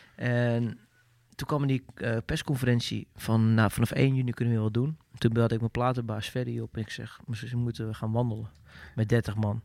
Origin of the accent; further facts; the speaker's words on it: Netherlands; als Nederlander